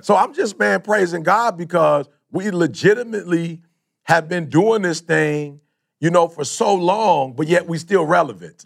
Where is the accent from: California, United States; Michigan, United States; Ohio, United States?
Michigan, United States; Detroit; also born or lived in Chicago; most of my life, I grew up in Detroit